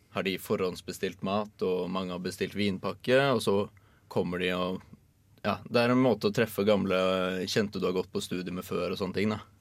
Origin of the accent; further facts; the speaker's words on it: Oslo, Norway; now in Trondheim, Norway; jeg er fra Oslo og bor nå i Trondheim